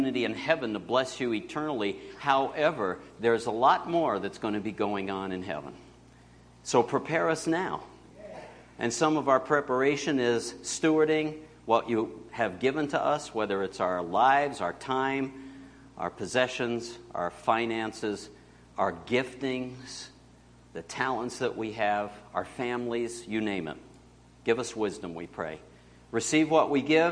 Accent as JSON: {"language": "English", "town": "Binghamton", "region": "New York", "country": "United States", "tie": "born or raised there", "moved": "yes", "said": "my hometown, Binghamton, up north"}